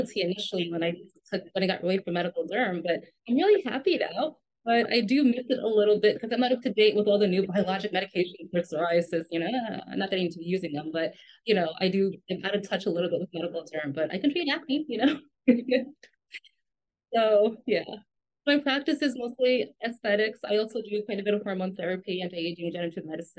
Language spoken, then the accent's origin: English; New York, United States; moved away as an adult; now in Chicago, United States; I am from New York originally. I did my medical school in New York. I came out to Chicago for my dermatology residency